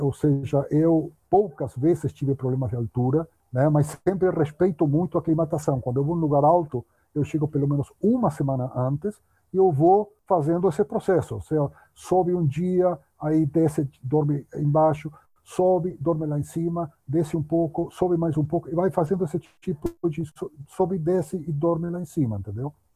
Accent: Uruguay; accent: Spanish; Portuguese is a second language; moved away as an adult; now in São Paulo, Brazil; eu morava no Uruguai, eu nasci no Uruguai, morava lá em Uruguai naquela época

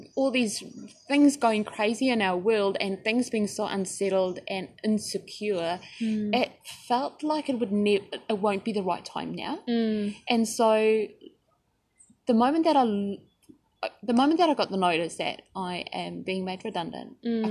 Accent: South Africa; moved away as an adult; now in New Zealand; I've moved to New Zealand from South Africa 13 years ago

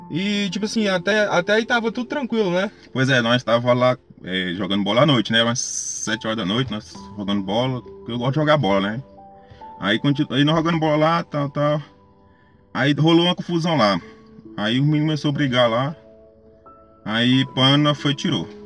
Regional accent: Almas, Tocantins, Brazil; Tenho 26 anos. Sou da cidade de Almas, Tocantins.

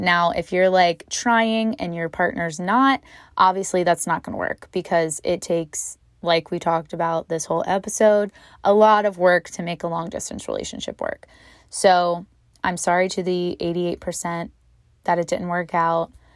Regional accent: Virginia, United States; now in Hawaii, United States; my hometown of Virginia

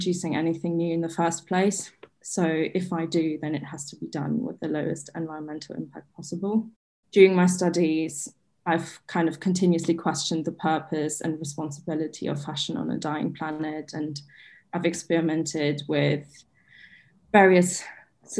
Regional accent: Berlin, Germany; I'm from Berlin in Germany

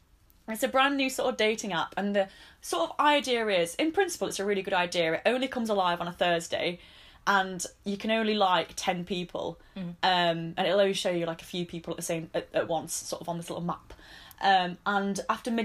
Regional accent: the north of England, United Kingdom; accent: northern; in the middle of like Manchester and Leeds.

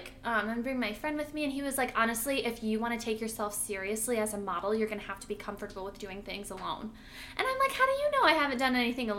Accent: Michigan, United States; now in Los Angeles, United States; I'm a photographer in the LA area. I'm from Michigan, blah, blah, blah.

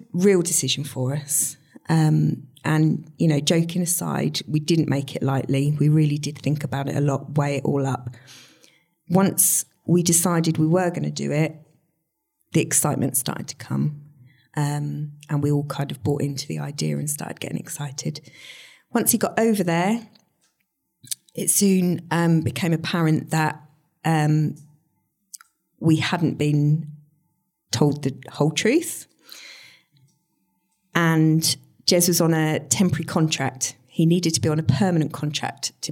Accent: Stowmarket, East of England, United Kingdom; moved away as an adult; also born or lived in Peterborough; I was born in Stowmarket, grew up in Stowmarket, went to school here

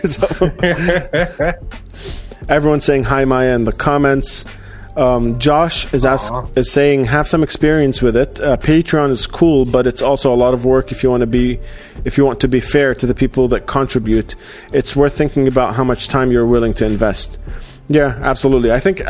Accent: Australia; moved away; So I'm actually half Iraqi, half Jordanian. And I grew up in Australia.

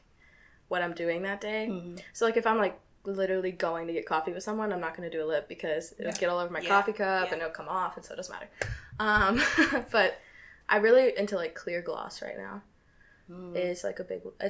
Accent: the South, United States; I'm from the South

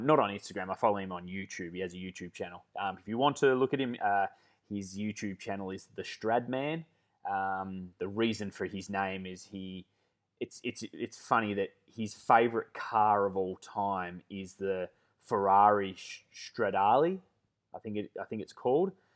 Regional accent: Melbourne, Victoria, Australia; moved away as an adult; now in Perth, Australia; I'm born and bred Melbourne. I've never lived anywhere else.

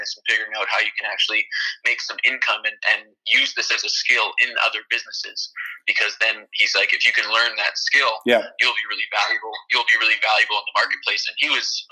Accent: Fort McMurray, Alberta, Canada; moved away; also born or lived in California; my hometown, Fort McMurray.

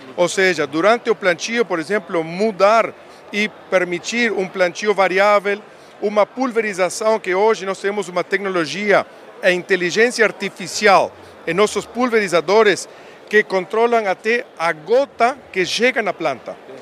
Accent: Uruguay; accent: Uruguayan; Portuguese is a second language; moved away as an adult; also born or lived in Montevideo, Uruguay / United States; now in Brazil; Eu, sou sotaque uruguaio. Eu nasci lá em Montevideo, mas eu me criei numa fazenda.

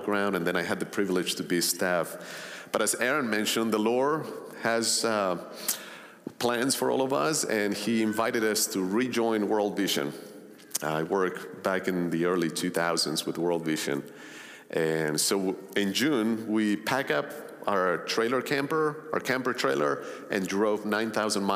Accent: Colombia; moved away; also born or lived in Long Island, New York; I grew up in Colombia back in the 80s and 90s

